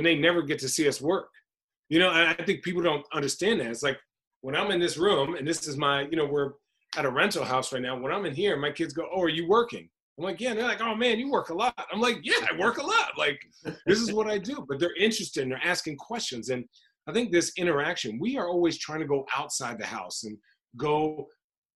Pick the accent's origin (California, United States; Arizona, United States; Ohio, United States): Arizona, United States; Phoenix; also born or lived in White Plains, New York / New Hampshire; I'm from Phoenix, so growing up, like, watching Charles Barkley